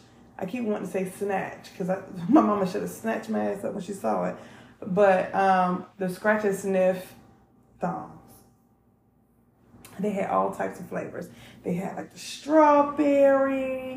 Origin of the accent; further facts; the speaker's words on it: North Carolina, United States; also born or lived in Maryland; So I'm from North Carolina and originally, but I also like to say that I'm from Maryland. So I grew up in the projects in North Carolina.